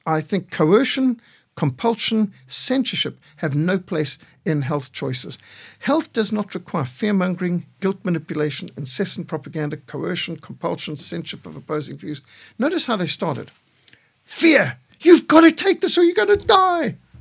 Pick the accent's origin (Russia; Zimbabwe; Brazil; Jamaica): Zimbabwe; I was brought up in Rhodesia